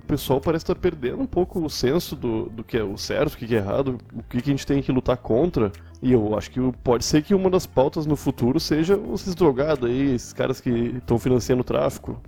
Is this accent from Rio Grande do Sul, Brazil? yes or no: yes; Porto Alegre, Rio Grande do Sul, Brazil; also born or lived in Cachoeirinha; Eu sou de Porto Alegre, nascido e morando atualmente.